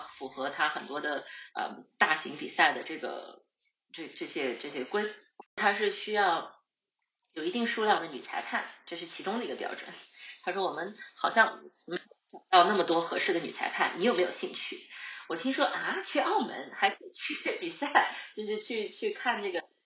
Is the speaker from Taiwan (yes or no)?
no; Harbin, Heilongjiang, China; now in Sydney, Australia; 我在哈尔滨长，就出生和长大的